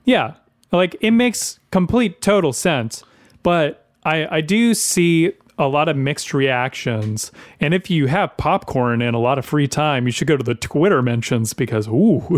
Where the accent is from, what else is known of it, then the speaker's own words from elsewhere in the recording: the South, United States; I grew up in the South my entire life